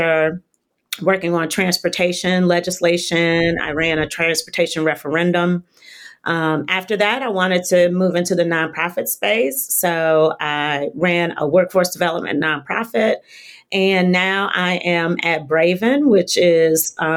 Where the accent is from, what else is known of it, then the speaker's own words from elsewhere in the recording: Southfield, Michigan, United States; moved away as an adult; also born or lived in New York; Southfield, Michigan, which is a suburb outside of Detroit. Grew up there with my parents and my younger sister